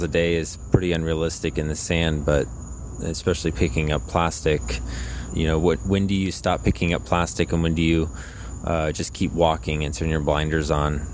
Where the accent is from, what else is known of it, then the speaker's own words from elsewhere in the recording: Florida, United States; I was from California and not from Florida